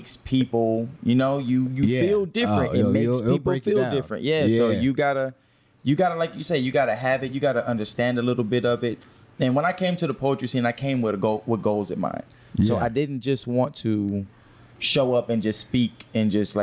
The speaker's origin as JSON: {"language": "English", "town": "Houston", "region": "Texas", "country": "United States", "said": "I'm from here. I'm from Houston"}